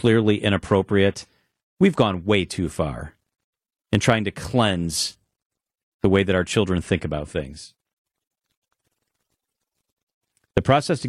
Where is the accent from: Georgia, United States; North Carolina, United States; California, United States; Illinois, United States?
Illinois, United States; I'm from Illinois